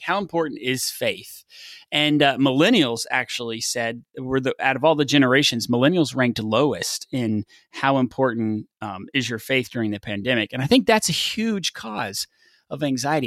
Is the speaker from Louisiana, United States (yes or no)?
no; West Texas, United States; I grew up in West Texas playing football